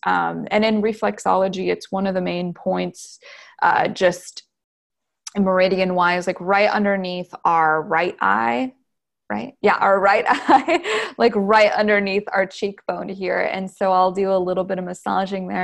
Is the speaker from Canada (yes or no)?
yes; New Brunswick, Canada; also born or lived in Wisconsin / Texas; now in Los Angeles, United States; I'm originally from New Brunswick, Canada.